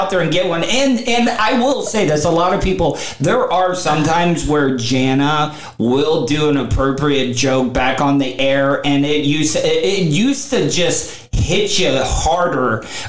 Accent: Florida, United States; I'm the only born and raised Florida cracker

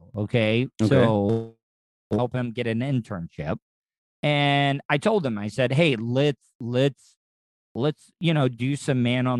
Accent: DeLand, Florida, United States; moved away; my hometown of DeLand, Florida, where I grew up.

